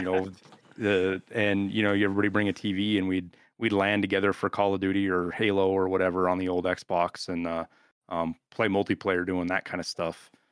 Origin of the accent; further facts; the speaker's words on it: Butte, Montana, United States; moved away; also born or lived in Birmingham, Alabama; I grew up in Butte, Montana